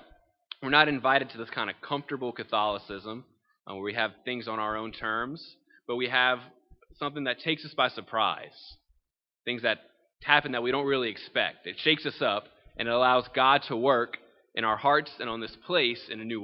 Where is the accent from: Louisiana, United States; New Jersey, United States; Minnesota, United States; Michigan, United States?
Louisiana, United States; Thibodaux; I'm originally born and raised in Thibodaux